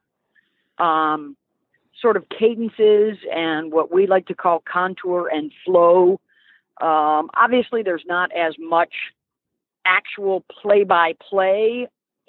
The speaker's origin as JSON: {"language": "English", "town": "Syracuse", "region": "New York", "country": "United States", "tie": "born or raised there", "said": "I grew up in Syracuse"}